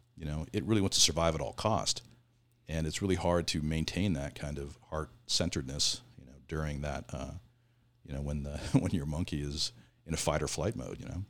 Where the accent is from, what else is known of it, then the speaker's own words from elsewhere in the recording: Southern Oregon, United States; moved away as an adult; now in California, United States; I grew up in Southern Oregon.